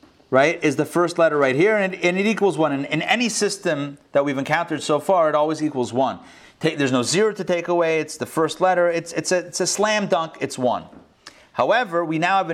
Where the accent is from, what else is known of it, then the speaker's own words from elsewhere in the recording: Pittsburgh, Pennsylvania, United States; now in Atlanta, United States; my local area code growing up in Pittsburgh, Pennsylvania